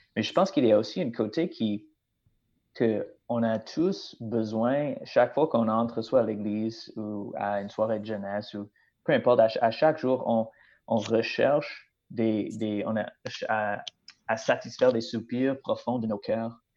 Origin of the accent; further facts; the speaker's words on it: British Columbia, Canada; moved away as an adult; now in Plessisville, Canada; comme mon accent euh, démontre clairement, je ne viens pas du Québec. Alors, oui, c'est vrai, je viens de la Colombie-Britannique